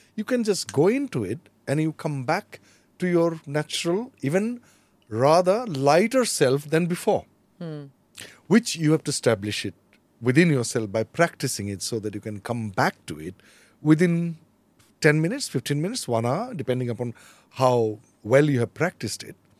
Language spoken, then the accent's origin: English; Goalpara, Assam, India; moved away as an adult; also born or lived in Delhi; I'm from Gwalpar